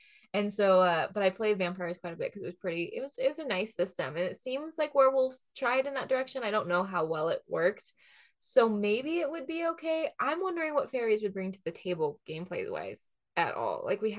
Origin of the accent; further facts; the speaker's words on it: Pacific Northwest, United States; growing up in the Pacific Northwest, everyone was like, what does this world remind me of?